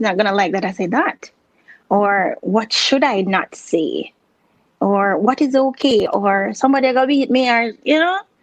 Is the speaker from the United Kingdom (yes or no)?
no; U.S. Virgin Islands; moved away as an adult; now in Ohio, United States; I grew up there. That's where I was uh, born.